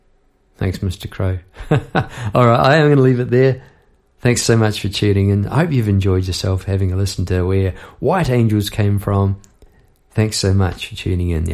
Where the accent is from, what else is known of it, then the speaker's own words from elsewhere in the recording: New Zealand; moved away as an adult; now in Melbourne, Australia; As a Kiwi